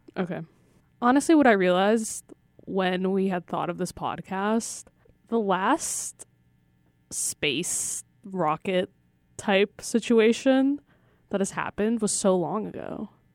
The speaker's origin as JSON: {"language": "English", "country": "Russia", "said": "I'm from Russia"}